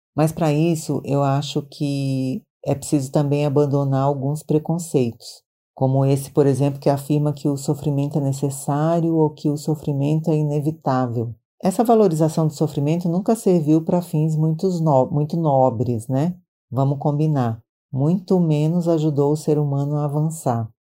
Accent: Maranhão, Brazil; now in São Paulo, Brazil

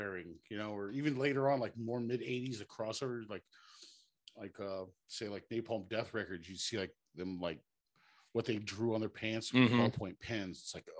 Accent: Ventura, California, United States; I grew up in Ventura.

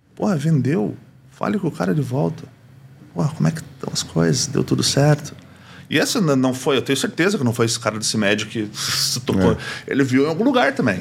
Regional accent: Brazil; sou brasileiro

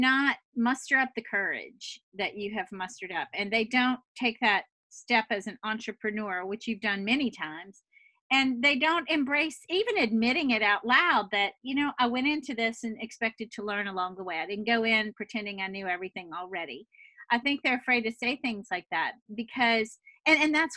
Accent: New Orleans, Louisiana, United States; now in San Francisco, United States; I'm actually from New Orleans

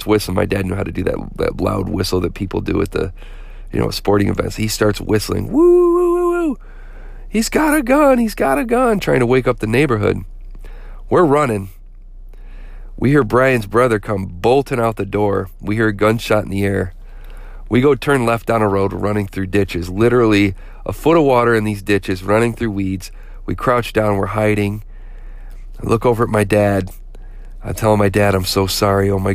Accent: Flint, Michigan, United States; growing up in Flint

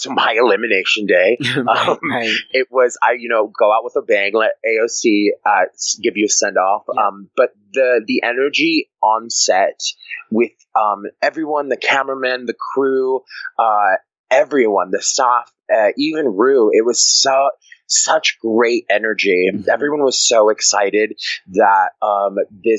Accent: New York City, New York, United States; also born or lived in Maine; I'm from New York City.

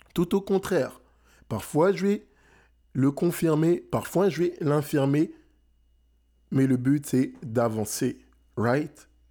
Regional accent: France; now in Montreal, Canada; je suis né en France, j'ai grandi en France. Mes parents sont sénégalais

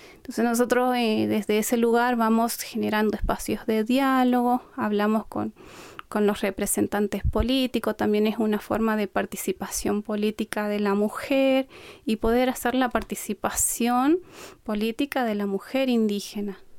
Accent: Colonia Aborigen, Chaco, Argentina; first language Qom; Vengo de Napalpí, un territorio ancestral con preexistencia

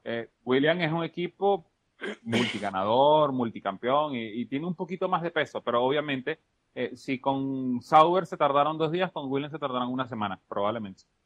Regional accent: Venezuela; como buen estudiante venezolano

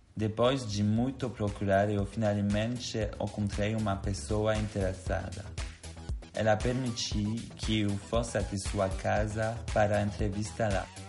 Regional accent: Belgium; Portuguese is a second language; moved away as an adult; now in Brazil; como podem perceber pelo meu sotaque, eu não sou daqui, embora eu quiser ser. Na verdade, eu sou belga

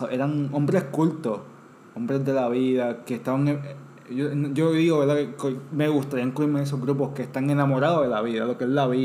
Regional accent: Puerto Rico; existen los puertorriqueños y que no éramos españoles en América.

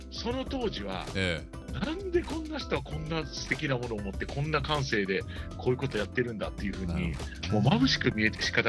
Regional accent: Kyoto, Japan; 僕京都の生まれなんですけれども、ね、まあ、あの京都で、まあ、あの幼少から、ね、いろんなあの神社仏閣に埋もれて、うん、あの 生まれ育ってしまったという反面

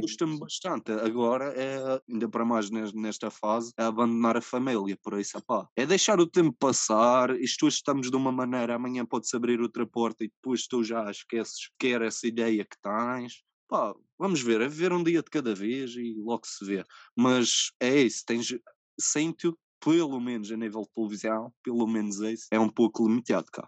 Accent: Ribeira Brava, Madeira, Portugal; also born or lived in Covilhã; Ribera Brava, porque é de onde eu sou natural, óbvio. Nasci aqui.

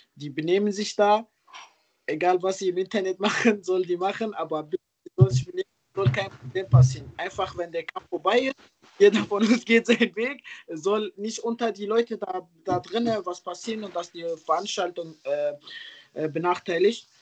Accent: Ruhrpott, North Rhine-Westphalia, Germany; ich komme ja aus hier aus Ruhrport auch selber

